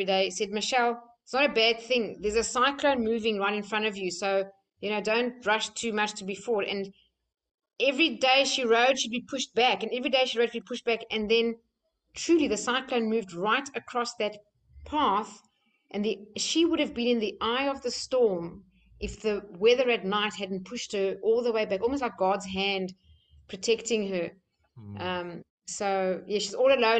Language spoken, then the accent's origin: English; South Africa; moved away; I'm from South Africa